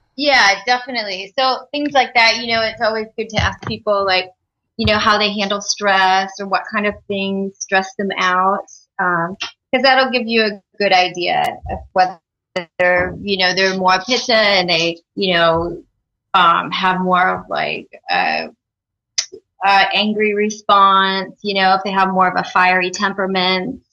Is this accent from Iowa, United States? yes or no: yes; Iowa, United States; now in California, United States; I'm from Iowa, and um, you know it's a real kind of meat and potato state